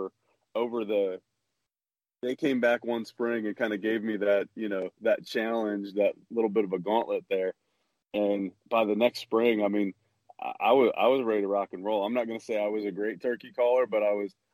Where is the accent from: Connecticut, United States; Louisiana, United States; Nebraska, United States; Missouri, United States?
Missouri, United States; Kansas City; I grew up in Kansas City, Missouri